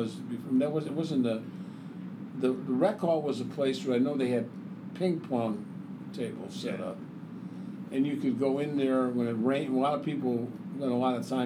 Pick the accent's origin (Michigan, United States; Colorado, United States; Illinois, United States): Illinois, United States; Chicago; moved away as an adult; also born or lived in Iowa City, Iowa; now in Del Mar, United States; I would never trade the time growing up in Chicago for anything